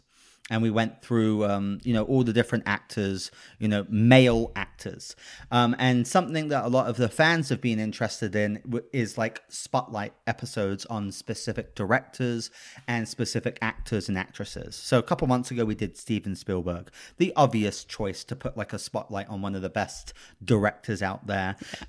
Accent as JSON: {"language": "English", "country": "United Kingdom", "moved": "yes", "lives_now": "California, United States", "said": "I'm British."}